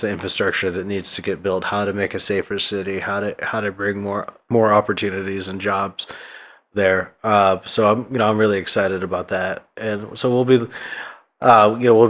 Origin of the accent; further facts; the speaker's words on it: Vallejo, California, United States; I grew up in Vallejo mostly.